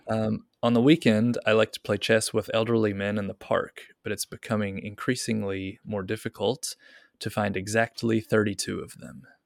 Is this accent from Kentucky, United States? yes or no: yes; Kentucky, United States; now in Japan; I'm from Kentucky